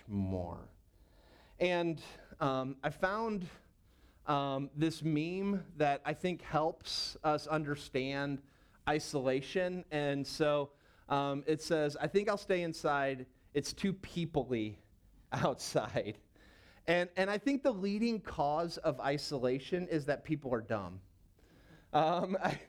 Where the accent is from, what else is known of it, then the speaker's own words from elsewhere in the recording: St. Louis, Missouri, United States; moved away as an adult; also born or lived in Knoxville, Tennessee; I grew up in St. Louis